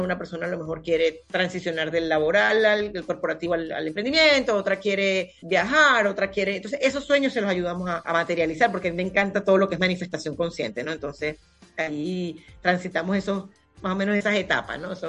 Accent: Punto Fijo, Falcón, Venezuela; moved away; acá en Punto Fijo, que es mi ciudad natal

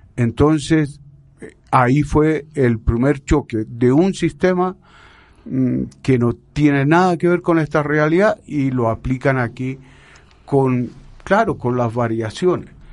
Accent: Chile; moved away as an adult; now in Colombia; yo me vine ya de Chile hace unos 30 años

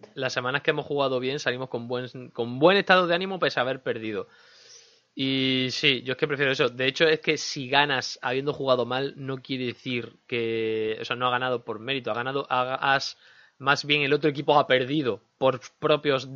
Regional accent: Andalusia, Spain; todos somos andaluces

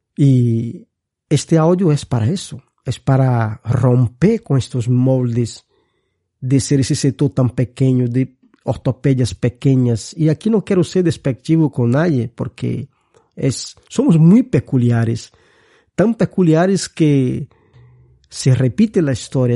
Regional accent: Brazil; Spanish is a second language; moved away as an adult; now in Spain; soy brasileño. Mi formación es de ahí. llevo muchos años viviendo aquí en España

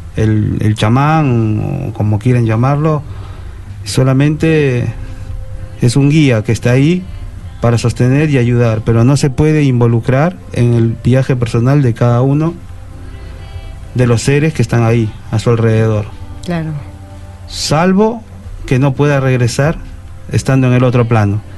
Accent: Peru; Yo mismo, siendo peruano

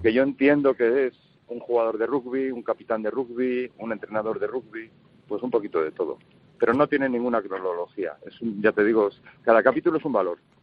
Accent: Valladolid, Castile and León, Spain; Empecé toda mi carrera en el Lourdes, yo soy un, niño de Lourdes de toda la vida, del colegio de los hermanos de la Salle, del Paseo de Zorrilla

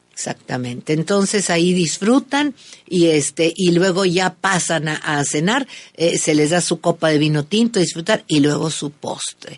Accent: northern Mexico, Mexico; norteños somos fiesteros

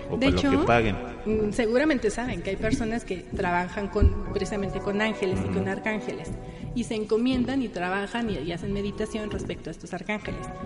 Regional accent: Mexico City, Mexico; born there; había brujas, nací en la Roma, que, efectivamente

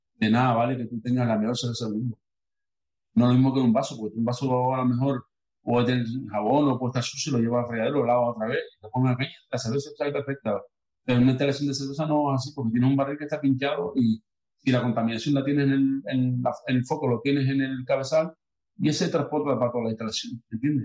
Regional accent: Los Cristianos, Canary Islands, Spain; mi pueblo, los cristianos

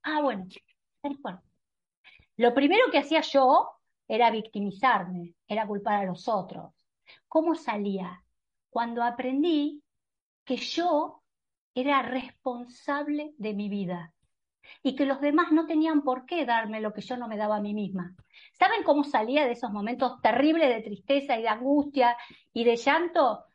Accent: Argentina; en un país como la Argentina, que era un país que siendo médica

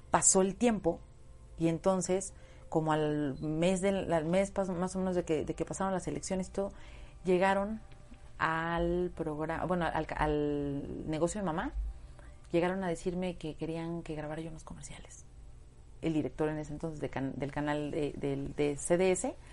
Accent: Puebla, Mexico; Y ya sabes, yo en mi, en mi pueblo decía, no, pues un casting, no, en Puebla, uy, no, no, no, esas cosas no

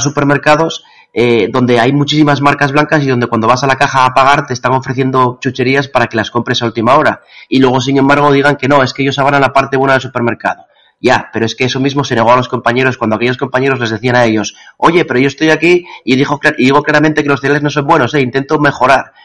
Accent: Asturias, Spain; soy asturiano

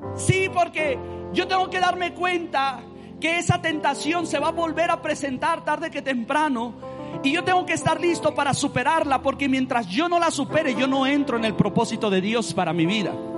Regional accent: Mexico; cómo somos los mexicanos

